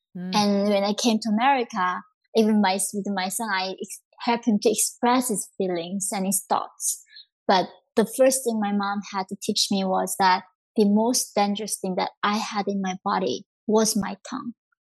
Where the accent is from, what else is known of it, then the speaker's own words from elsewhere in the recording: North Korea; English is a second language; moved away; I mean, growing up in North Korea, I just remember not seeing any colors because there's no color. We were just so poor.